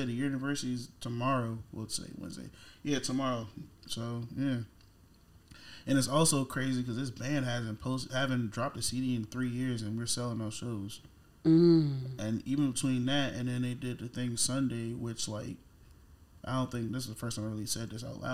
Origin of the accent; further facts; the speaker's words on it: Arlington, Virginia, United States; also born or lived in Washington, D.C. / Maryland; I'm from Southside, Arlington, Virginia, Green Valley.